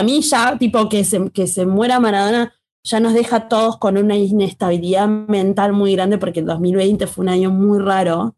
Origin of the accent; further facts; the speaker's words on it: Argentina; nosotros como pueblo argentino